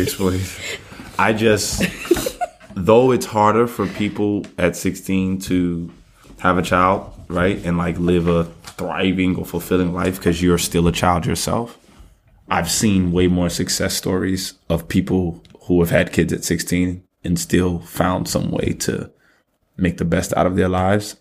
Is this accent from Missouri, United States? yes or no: no; New York City, New York, United States; I'm from Brooklyn